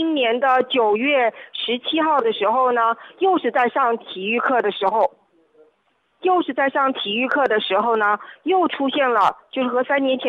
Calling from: Wuhan, Hubei, China; 嗯，是我是武汉的顾客

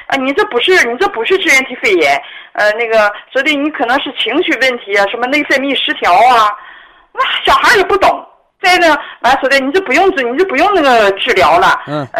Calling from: Dandong, Liaoning, China; 啊，我是丹东的朋友。

